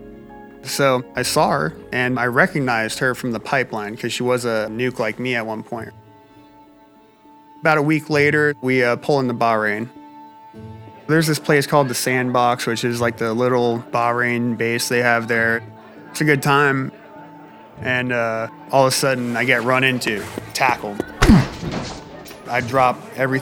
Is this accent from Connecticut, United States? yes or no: yes; Milford, Connecticut, United States; I'm from Milford, Connecticut